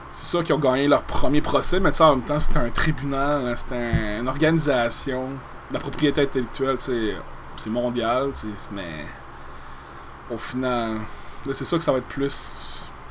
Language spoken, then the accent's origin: French; Gaspésie, Quebec, Canada; de par chez nous, en Gaspésie